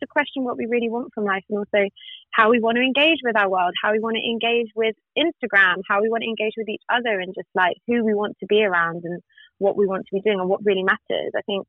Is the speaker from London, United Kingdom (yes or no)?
no; Reading, South East England, United Kingdom; I'm from Reading.